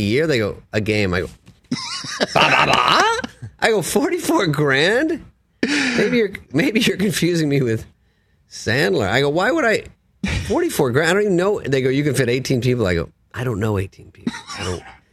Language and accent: English; Arizona, United States; I'm from Arizona